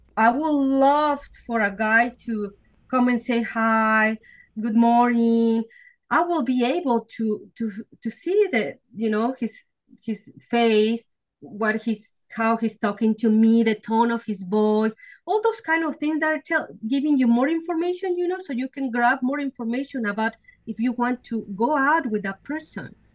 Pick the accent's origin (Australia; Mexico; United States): Mexico; Mexico City; moved away; I was born and raised in Mexico City